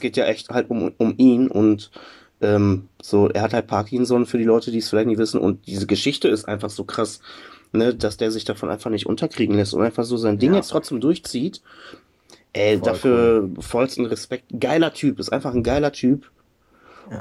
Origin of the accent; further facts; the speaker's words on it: Germany; bei uns in Deutschland